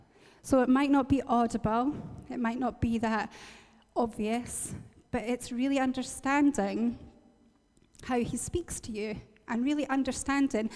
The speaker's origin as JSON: {"language": "English", "region": "Northern Ireland", "country": "United Kingdom", "tie": "born or raised there", "moved": "yes", "said": "this motorway that joins where I have my hometown to Belfast"}